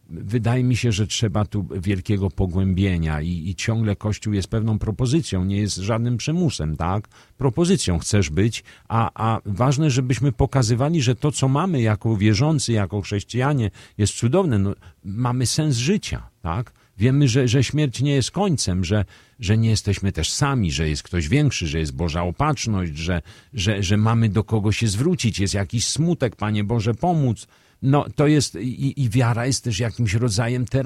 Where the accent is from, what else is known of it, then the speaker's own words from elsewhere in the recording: Radom, Masovian Voivodeship, Poland; Tu się urodziłem, tu, tu mieszkali rodzice, tu, tu są moi przyjaciele, tu są, jest moja rodzina. No, kocham Radom.